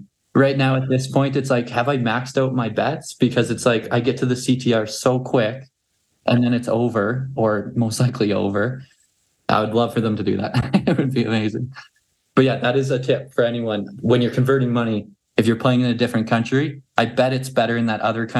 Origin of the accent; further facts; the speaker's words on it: Canada; And then as far as my home state as well, flyered by, because they have there's like government-owned casinos in Canada.